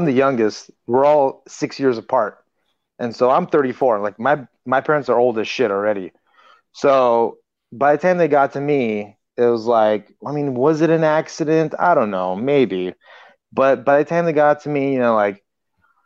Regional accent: Los Angeles, California, United States; I grew up in Los Angeles

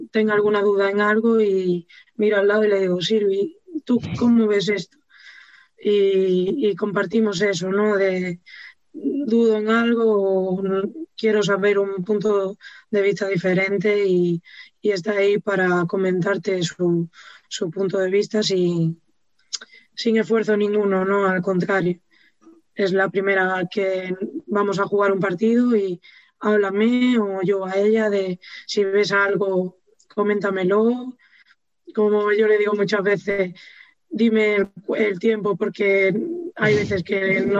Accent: Andalusia, Spain; accent: Galician; now in Galicia, Spain; Sí, sí, tengo mucho acento gallego ya, me lo dicen siempre, toda la gente que me conoce de allí de Andalucía me lo dice tienes un acento gallego.

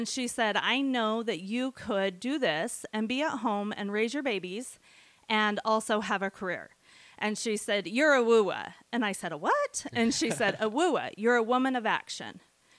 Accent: Montpelier, Idaho, United States; also born or lived in Southern California; I grew up in Bear Lake down in Montpelier

